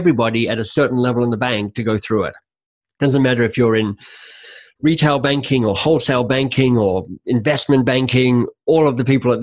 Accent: Canada; as a Canadian

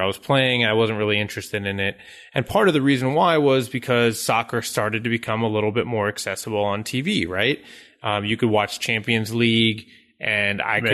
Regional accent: United States; as an American

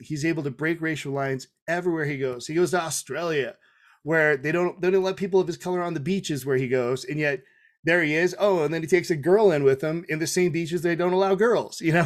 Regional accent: Tonga; I'm Tongan

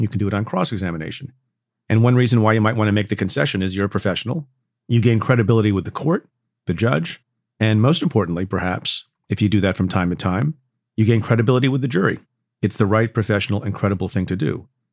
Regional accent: United States; first language English; also born or lived in India; I came to the States when I was a year old and basically English is my native language

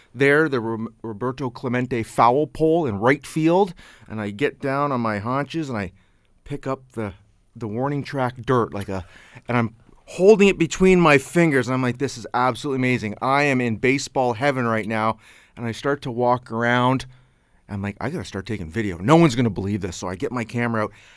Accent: Canada; I'm from Canada

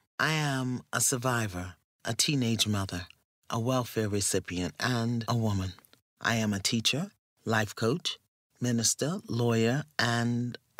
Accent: New York City, New York, United States; I'm here in New York City, my hometown

